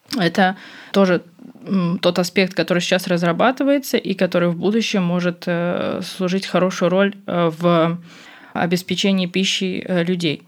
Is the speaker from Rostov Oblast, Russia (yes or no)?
no; Moscow, Russia; я из Москвы